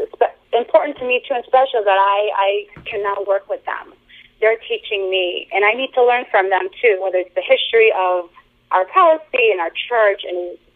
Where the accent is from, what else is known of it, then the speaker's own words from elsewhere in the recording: Boston, Massachusetts, United States; I'm American-born, so I was born and raised in the Boston area